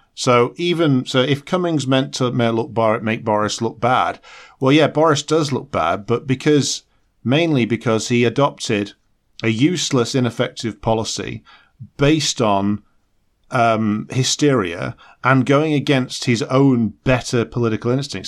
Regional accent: United Kingdom

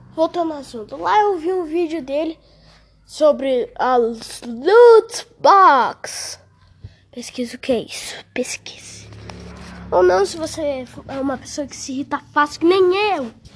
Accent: Brazil; Eu, eu juro que eu sou brasileiro. Juro que eu sou BR de coração

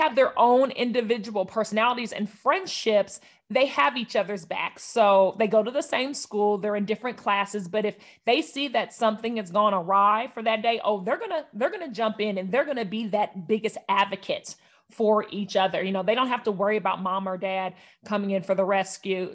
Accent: Northern California, United States; moved away as an adult; also born or lived in Oakland, California / Atlanta, Georgia; I was born in California, Northern California, and, uh, I grew up there for eighteen years

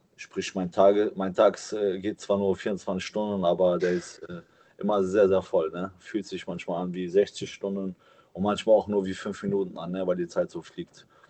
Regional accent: Cologne, North Rhine-Westphalia, Germany; meiner Heimatstadt Köln

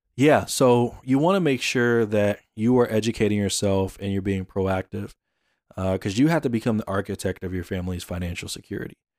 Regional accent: Atlanta, Georgia, United States; I'm from Atlanta

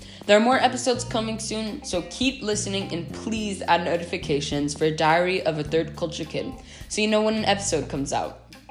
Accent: United States; accent: American; For me, sometimes it's really difficult to say where I'm from because I'm American, yes, but I haven't lived there my entire life. And I do have an American accent, but I'm also learning a lot of different languages.

